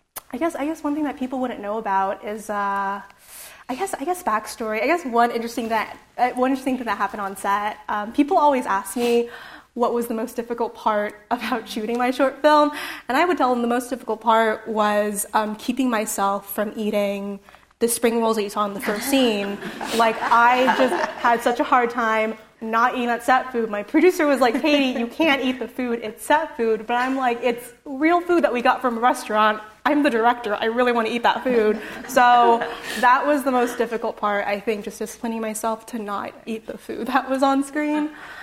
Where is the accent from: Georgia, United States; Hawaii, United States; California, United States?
California, United States; San Jose; So growing up in San Jose, I grew up near Little Saigon, and my neighborhood was known for having a really strong Vietnamese community